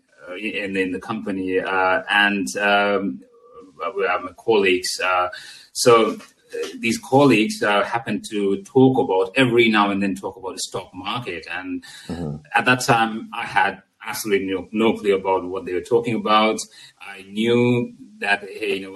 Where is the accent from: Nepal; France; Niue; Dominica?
Nepal; moved away; originally I'm from Nepal.